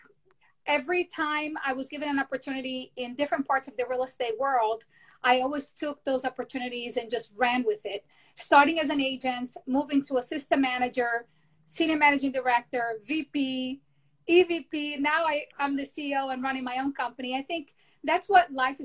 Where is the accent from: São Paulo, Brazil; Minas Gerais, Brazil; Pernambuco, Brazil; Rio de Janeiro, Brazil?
Rio de Janeiro, Brazil; English is a second language; moved away as an adult; now in New York, United States; I was born and raised in Brazil. I came here when I was 18 years old, and I didn't know how to speak English.